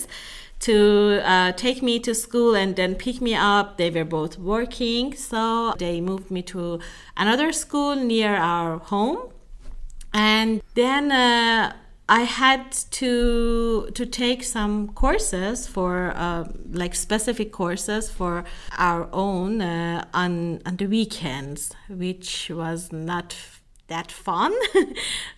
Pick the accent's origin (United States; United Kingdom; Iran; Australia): Iran; moved away as an adult; also born or lived in Italy; now in Europe; I lived in Iran as a minority. So although it was my my home country, I was a minority there.